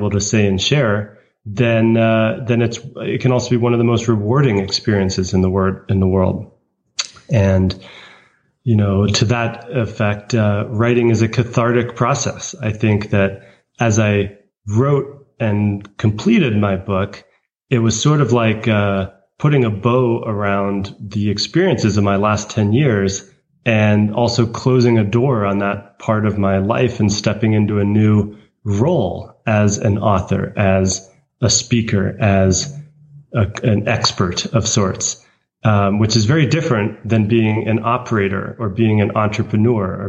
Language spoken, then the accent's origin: English; United States; a American who speaks Chinese